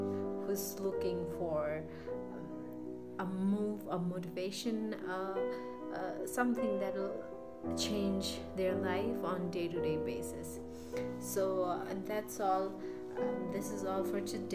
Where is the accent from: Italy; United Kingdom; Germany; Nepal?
Nepal; moved away; I'm based in Nepal at the moment. I am actually from Nepal